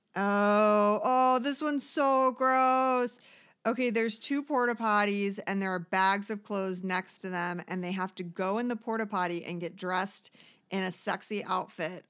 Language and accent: English; Detroit, Michigan, United States; Detroit, my hometown